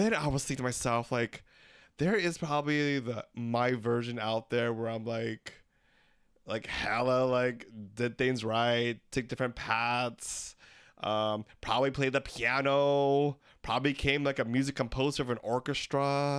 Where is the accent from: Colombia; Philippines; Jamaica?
Philippines; now in United States; We're three Filipino gay guys trying to make sense of anything and everything in the world today.